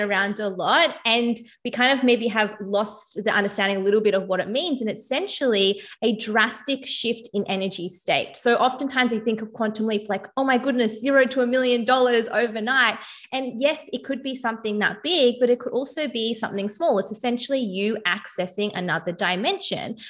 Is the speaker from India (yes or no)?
no; Melbourne, Victoria, Australia; I'm from Melbourne, Australia